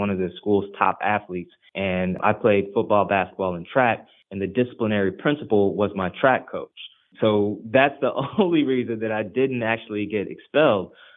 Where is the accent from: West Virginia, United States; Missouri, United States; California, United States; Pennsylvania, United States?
Missouri, United States; Ferguson; first language Haitian Creole; English is a second language; I'm originally from the Ferguson, Missouri area